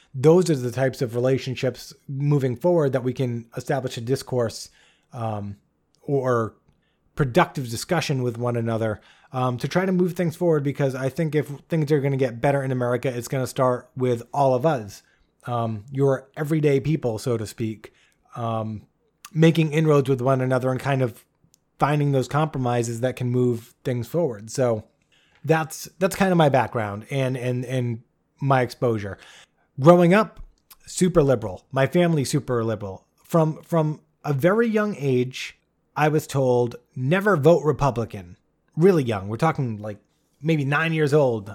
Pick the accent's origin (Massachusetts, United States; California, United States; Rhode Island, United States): Rhode Island, United States; Bristol; I grew up in a small town, uh, called Bristol, Rhode Island, uh, which is a very small state, the smallest